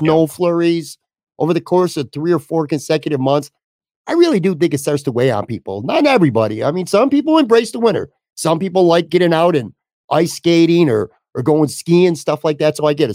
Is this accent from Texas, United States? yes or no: no; Buffalo, New York, United States; people that I grew up on on the West Side